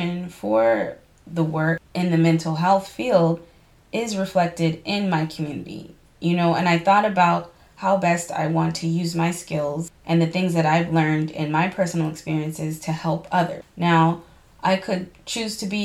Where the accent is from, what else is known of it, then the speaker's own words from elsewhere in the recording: Boston, Massachusetts, United States; I'm from Boston, born and raised, and I just want to clarify for all my listeners that I'm from inside the city of Boston